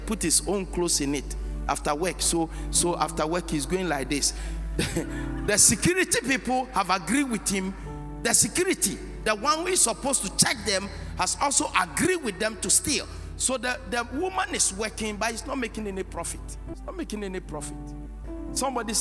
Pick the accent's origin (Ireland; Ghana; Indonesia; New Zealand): Ghana; I'm a black man. I'm a Ghanaian